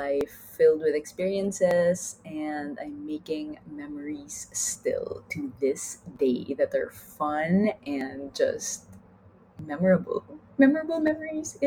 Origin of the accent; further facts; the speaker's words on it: Philippines; first language Taglish; now in Spain; we as Filipinos would preserve all the wonderfully rich languages of the Philippine Islands